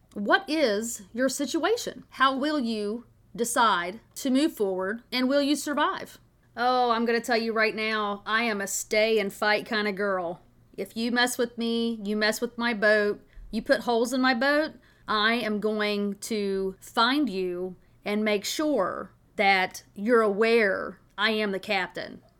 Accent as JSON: {"language": "English", "region": "Tennessee", "country": "United States", "tie": "born or raised there", "moved": "yes", "said": "I grew up on the Tennessee River"}